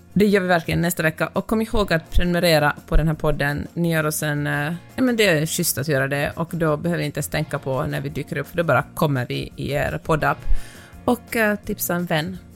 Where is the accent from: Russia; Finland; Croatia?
Finland; now in Sweden; jag kommer från Finland